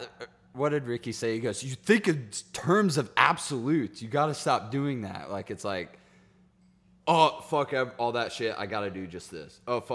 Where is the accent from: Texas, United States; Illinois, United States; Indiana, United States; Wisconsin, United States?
Texas, United States; East; also born or lived in California; I grew up in East Texas, so I was always around it.